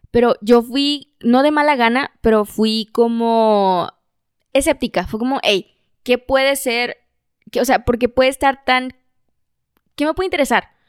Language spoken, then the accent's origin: Spanish; Mexico; del lugar donde yo nací, crecí y vivo.